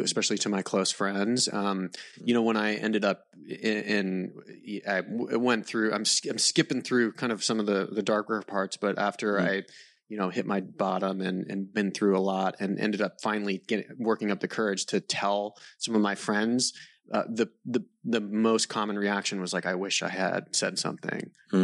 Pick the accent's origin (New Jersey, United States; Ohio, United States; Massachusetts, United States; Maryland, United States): Maryland, United States; I grew up in Maryland, um, mm. and kind of so, like a mix of like suburban Maryland, just uh, north of DC, so southern Maryland